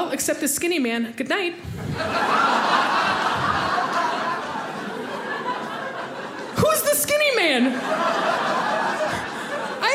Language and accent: English; Tucson, Arizona, United States; I grew up in Arizona. I'm from Tucson, Arizona